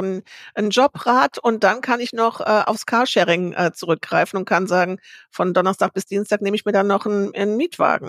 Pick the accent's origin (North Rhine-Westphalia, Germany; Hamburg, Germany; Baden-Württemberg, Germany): North Rhine-Westphalia, Germany; Bad Honnef; ich komme aus Bad Honnef